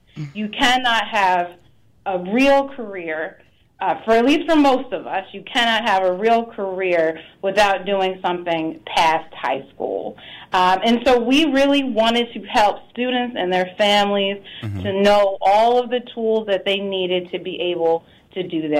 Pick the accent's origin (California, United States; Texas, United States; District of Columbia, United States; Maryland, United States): District of Columbia, United States; Washington; I'm from Washington, D.C.